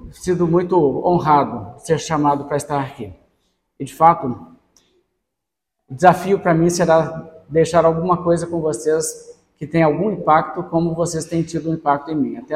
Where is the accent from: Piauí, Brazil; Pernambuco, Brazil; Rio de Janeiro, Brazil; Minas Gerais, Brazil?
Minas Gerais, Brazil; also born or lived in São Paulo; nasci no estado de São Paulo, mas eu moro a maior parte da minha vida em Minas Gerais e nós temos um sotaque um pouco peculiar.